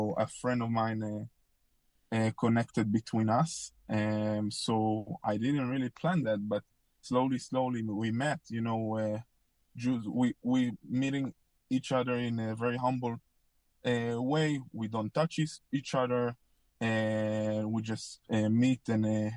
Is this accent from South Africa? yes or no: no; Israel; moved away as an adult; now in Orlando, United States; I'm originally from Israel. I born and raised there until 21 years old.